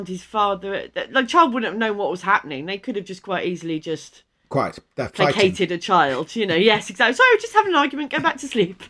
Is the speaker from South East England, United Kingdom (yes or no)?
yes; Maidstone, South East England, United Kingdom; I grew up in Maidstone, so she when I was growing up, she was our local MP